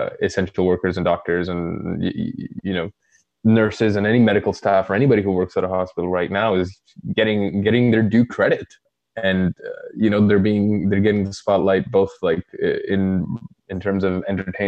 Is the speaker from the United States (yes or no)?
no; Saudi Arabia; moved away; I grew up in Saudi